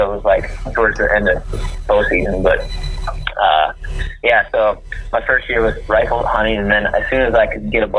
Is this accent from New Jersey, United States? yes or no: no; Whitehall, Wisconsin, United States; I grew up in Trempealeau County, a little town called Whitehall